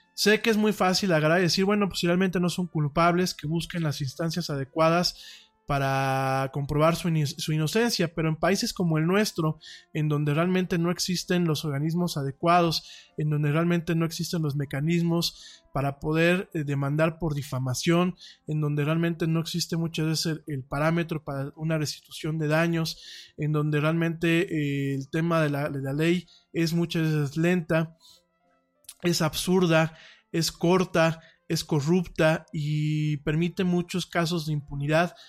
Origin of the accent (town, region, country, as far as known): Mexico